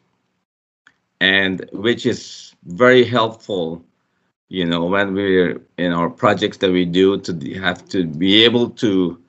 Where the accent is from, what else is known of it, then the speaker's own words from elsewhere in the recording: Guyana; Growing up in Guyana, there was a lot of poor folk